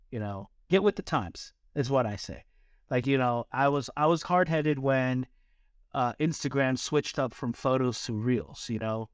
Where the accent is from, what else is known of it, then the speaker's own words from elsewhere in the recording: East Coast, United States; now in California, United States; growing up on the East Coast, we don't have these mountains.